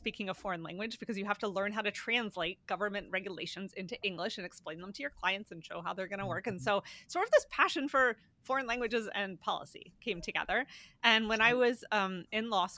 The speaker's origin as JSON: {"language": "English", "region": "Pennsylvania", "country": "United States", "said": "I'm from Pennsylvania"}